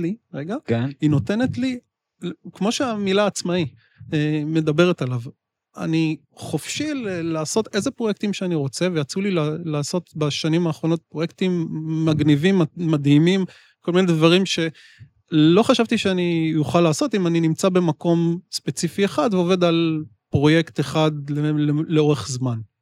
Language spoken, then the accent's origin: Hebrew; Israel; אני ישראלי